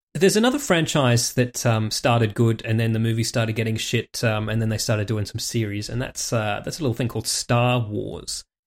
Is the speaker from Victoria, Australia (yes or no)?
no; Warragamba, New South Wales, Australia; growing up in fucking Warragamba in the eighties